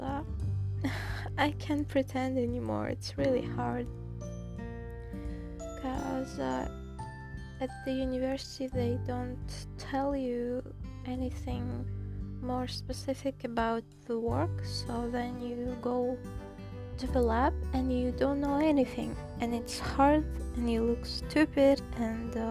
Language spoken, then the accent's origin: English; Saint Petersburg, Russia; English is a second language; I'm from St. Petersburg